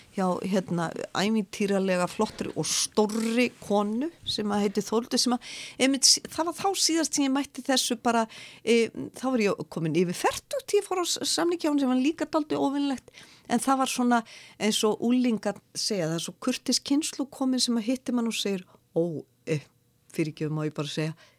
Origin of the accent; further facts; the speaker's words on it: Reykjavík, Capital Region, Iceland; ég er nú fólkdömininu úr Reykjavík